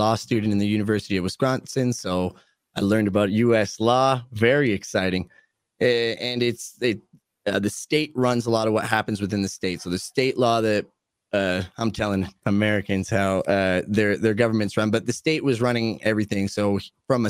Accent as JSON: {"language": "English", "country": "Canada", "said": "I'm Canadian"}